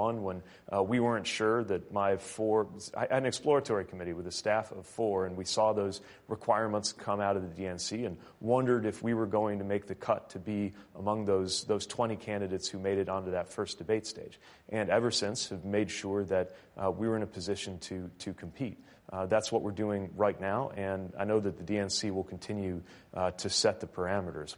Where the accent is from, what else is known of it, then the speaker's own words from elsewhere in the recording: Midwest, United States; I'm from the Midwest